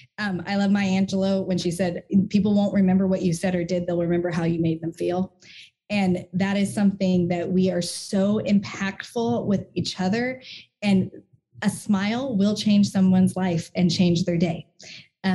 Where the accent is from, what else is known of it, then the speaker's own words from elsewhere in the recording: Hamilton, New Jersey, United States; moved away; I miss the blueberries because I'm from Hamilton.